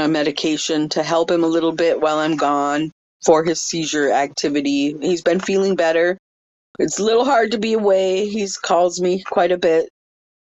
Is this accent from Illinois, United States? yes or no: no; Bagley, Minnesota, United States; also born or lived in White Earth; east of Bagley, Minnesota. This is my hometown. Graduated from here in 1989, and my family home is just 3 miles from our encampment site